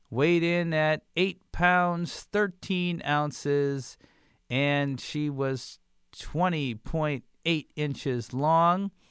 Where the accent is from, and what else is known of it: Marion, Louisiana, United States